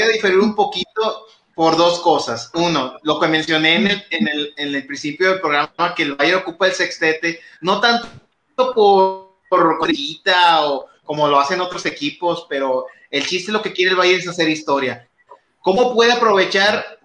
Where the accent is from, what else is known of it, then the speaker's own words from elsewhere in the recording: Monterrey, Nuevo León, Mexico; siendo regiomontano